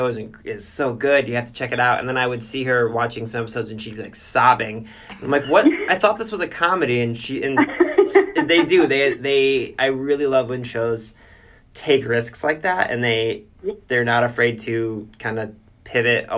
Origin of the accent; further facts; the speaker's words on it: Cleveland, Ohio, United States; we are from Cleveland